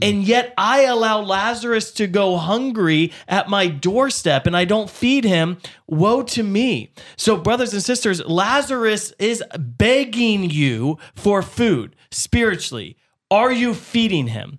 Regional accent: United States; as an American, uh, I live wealthier than any other person in the world

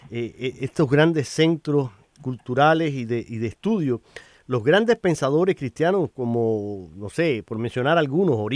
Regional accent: Cuba; now in United States; ahora tú y yo somos inmigrantes y vivimos aquí en Estados Unidos y tú vienes de Colombia, yo vengo de Cuba

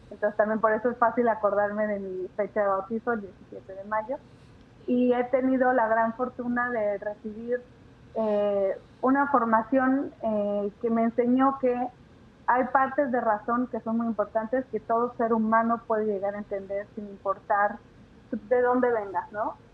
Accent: Mexico City, Mexico; also born or lived in Aguascalientes; yo nací en la Ciudad de México en el mes de mayo de, ya van a saber mi edad, en 1966. Y crecí en México.

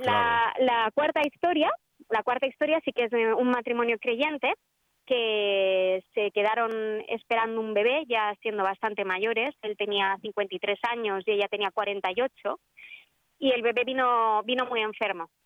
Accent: Bilbao, Basque Country, Spain; now in Madrid, Spain; yo nací en Bilbao, que es una ciudad del, ah. del, norte de España.

